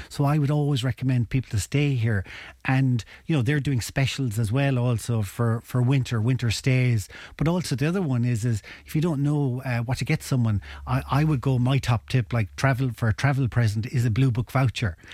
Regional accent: Ennis, Munster, Ireland; I'm originally from Ennis

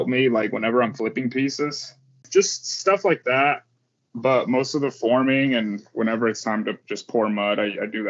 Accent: Fort Wayne, Indiana, United States; Fort Wayne, Indiana. I'm from Indiana, okay. Northeast Indiana.

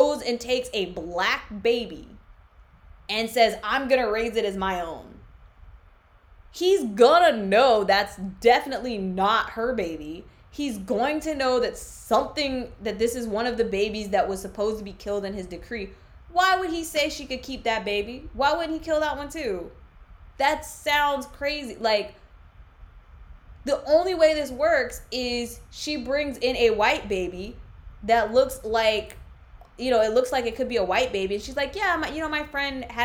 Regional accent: United States; I am actually American as long as I don't open my mouth

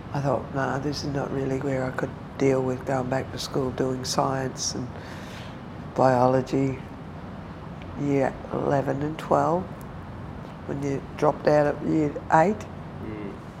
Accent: Melbourne, Victoria, Australia; also born or lived in Mooroopna; I'm born in Melbourne, grew up in and around Melbourne

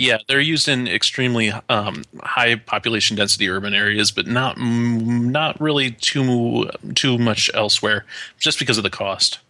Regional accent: Watertown, New York, United States; growing up in Watertown, New York.

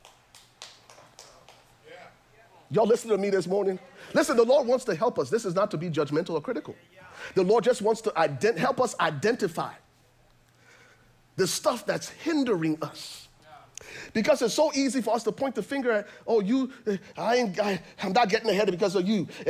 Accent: Liberia; I'm from Liberia

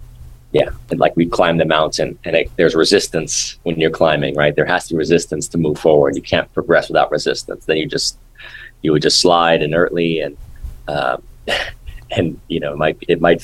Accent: Los Angeles, California, United States; from when I was a kid growing up in Hollywood

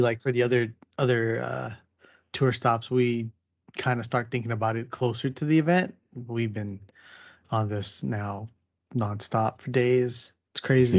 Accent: San Diego, California, United States; me growing up in San Diego.

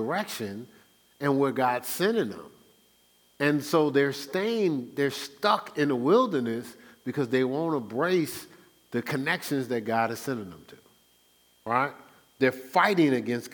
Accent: Newark, New Jersey, United States; moved away; also born or lived in Irvington, New Jersey; I grew up in Newark

